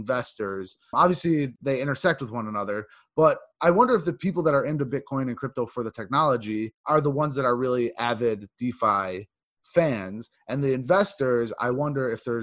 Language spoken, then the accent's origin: English; United States; I'm a dude from New York